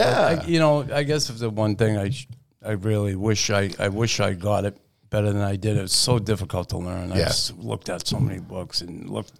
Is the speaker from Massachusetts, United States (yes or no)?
yes; Boston, Massachusetts, United States; moved away as an adult; also born or lived in Quebec; growing up in Boston when I did in the 60s and 70s